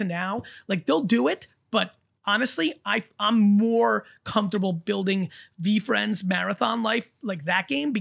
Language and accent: English; New Jersey, United States; also born or lived in Soviet Union; I grew up in Jersey, in an urban Jersey, when in the 80s